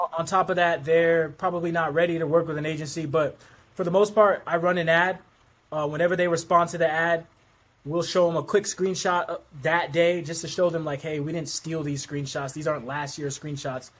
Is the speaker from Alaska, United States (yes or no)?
yes; Anchorage, Alaska, United States; I'm from Anchorage, Alaska